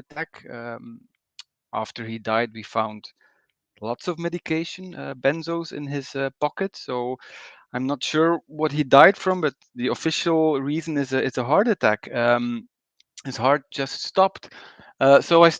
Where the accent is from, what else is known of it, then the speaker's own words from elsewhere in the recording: Belgium; also born or lived in Bruges; I'm from Belgium